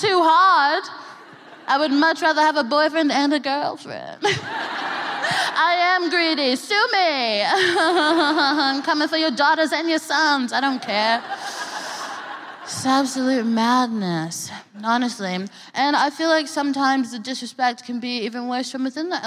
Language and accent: English; Texas, United States; now in United Kingdom; I'm from Texas, which is a piece of shit.